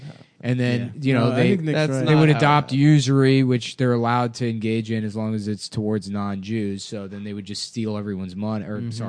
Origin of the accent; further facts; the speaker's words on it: United States; I'm American.